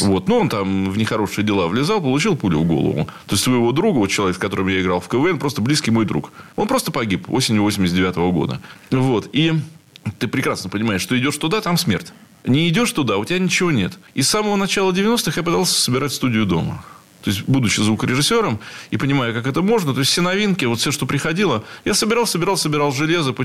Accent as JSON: {"language": "Russian", "region": "Saint Petersburg", "country": "Russia", "said": "Я петербуржец, я уже сказал, в четвертом колене"}